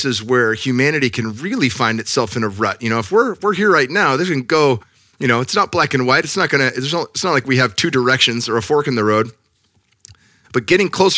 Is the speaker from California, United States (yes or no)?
yes; Silicon Valley, California, United States; growing up in the Silicon Valley